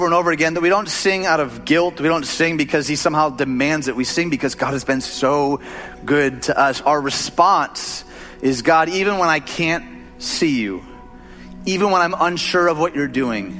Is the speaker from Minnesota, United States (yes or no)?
no; Detroit, Michigan, United States; moved away; I'm from Detroit.